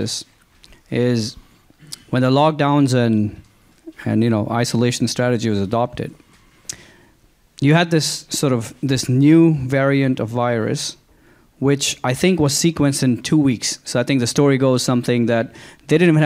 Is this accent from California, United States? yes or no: no; Houston, Texas, United States; I come from Houston